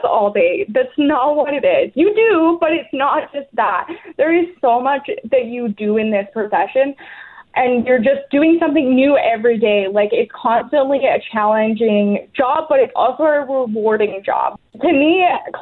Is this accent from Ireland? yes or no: no; England, United Kingdom; also born or lived in Weyburn, Saskatchewan; now in Canada; I'm actually from England, where I did grow up with family members.